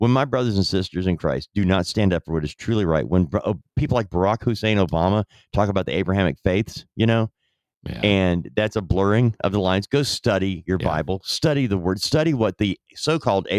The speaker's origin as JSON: {"language": "English", "country": "United States", "said": "as an American citizen"}